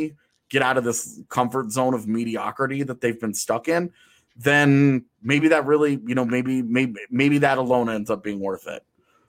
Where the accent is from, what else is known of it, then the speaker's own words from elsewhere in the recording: United States; I'm an American, dude. I don't know things outside of America.